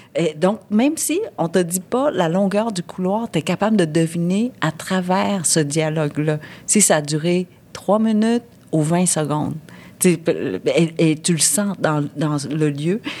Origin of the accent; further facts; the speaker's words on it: Vietnam; je suis vietnamienne